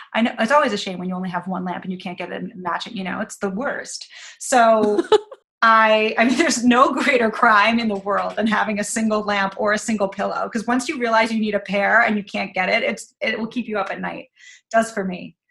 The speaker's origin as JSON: {"language": "English", "region": "New York", "country": "United States", "also_born_or_lived": "Chicago", "said": "I wanted to live in New York and I was from New York"}